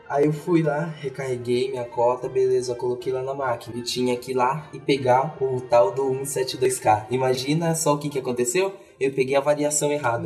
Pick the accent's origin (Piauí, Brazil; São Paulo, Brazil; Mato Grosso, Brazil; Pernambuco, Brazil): São Paulo, Brazil; eu sou de São Paulo